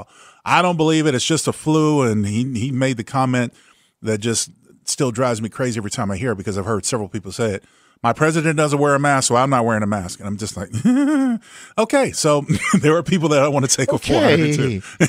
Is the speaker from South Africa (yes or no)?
no; California, United States; I remember growing up in Southern California when they first instituted the no shirts, no shoes, no service type of thing.